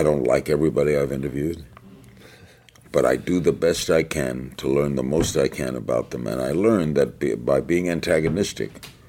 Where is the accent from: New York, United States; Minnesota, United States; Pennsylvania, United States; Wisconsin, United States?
New York, United States; I grew up in New York